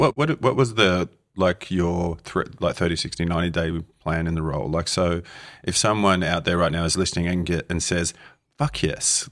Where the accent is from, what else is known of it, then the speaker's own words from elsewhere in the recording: Australia; growing up in Australia at fourteen years old